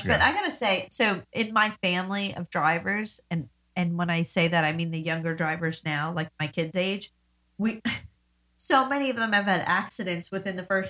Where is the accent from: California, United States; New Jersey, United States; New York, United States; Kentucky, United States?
New York, United States; now in North Carolina, United States; I grew up in New York, and I didn't drive till 17.